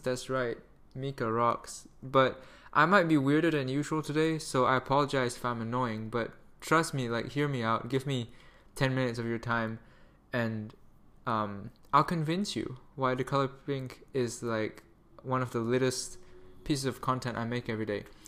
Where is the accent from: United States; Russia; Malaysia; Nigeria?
Malaysia; I'm Malaysian